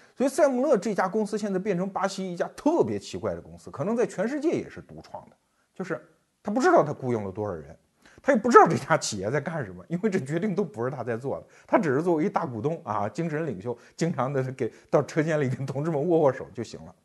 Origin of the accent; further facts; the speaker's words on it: China; 我们中国人